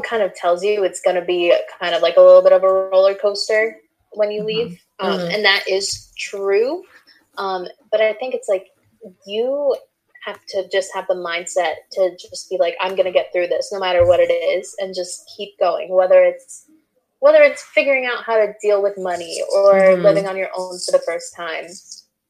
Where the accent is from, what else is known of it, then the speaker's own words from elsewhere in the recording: New York, United States; growing up in New York